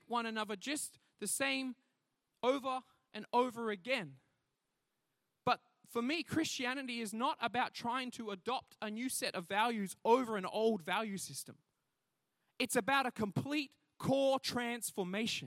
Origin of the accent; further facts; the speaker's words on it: the Whitsundays, North Queensland, Australia; I grew up in the North Queensland, in the Whitsundays